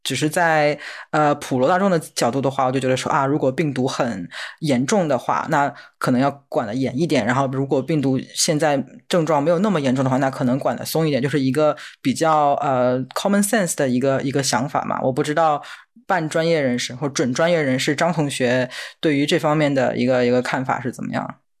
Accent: China; now in United States; 我作为一个中国人

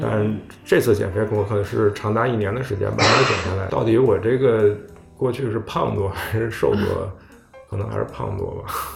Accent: Beijing, China; 因为我是北京人嘛，北京就是，都是卤菜嘛

